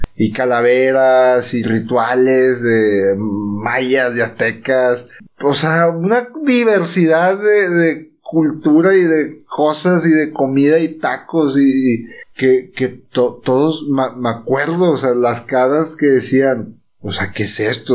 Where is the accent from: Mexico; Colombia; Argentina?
Mexico; somos mexicanos